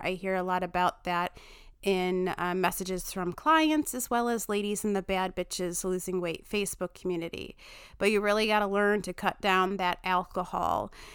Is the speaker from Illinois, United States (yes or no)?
yes; Chicago, Illinois, United States; I say pitchers weird 'cause I'm from Chicago